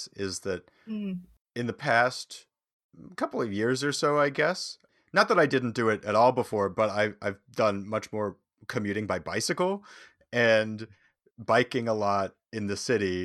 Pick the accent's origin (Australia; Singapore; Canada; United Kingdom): Canada; Saskatoon, Saskatchewan; moved away as an adult; also born or lived in Calgary; now in Toronto, Canada; I grew up in Saskatoon